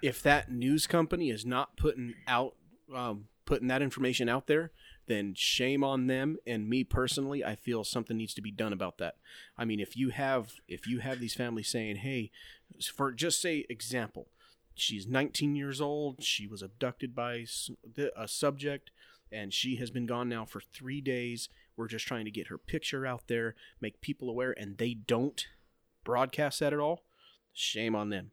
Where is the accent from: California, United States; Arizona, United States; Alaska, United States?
Arizona, United States; Globe; my hometown. Like, my son wanted to go with his friend walking to go to downtown Globe